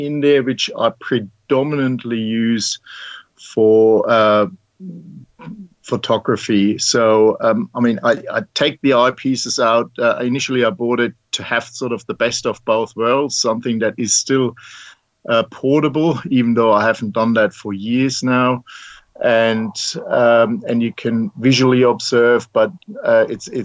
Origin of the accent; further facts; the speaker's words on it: Germany; moved away as an adult; now in Mornington, Australia; as you may recognize from my accent, I'm not born in Australia, originally from Germany, and I came out here 22 years ago this year.